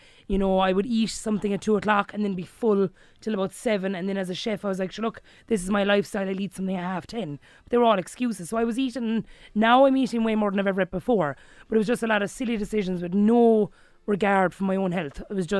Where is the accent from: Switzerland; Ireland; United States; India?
Ireland; Kilbehenny, Munster; I'm from Kilbenny, a small village in County Limerick.